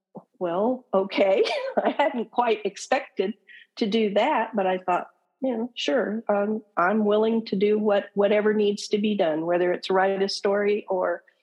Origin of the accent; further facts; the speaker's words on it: Oklahoma, United States; now in Arizona, United States; I was originally born and raised in Oklahoma